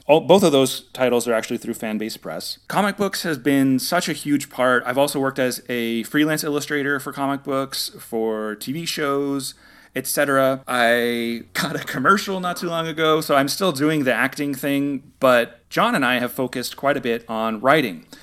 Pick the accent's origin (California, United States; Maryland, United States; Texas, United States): California, United States; San Jose; moved away as an adult; now in Los Angeles, United States; I'm originally from the Bay Area. I lived in San Jose, which is about an hour south of San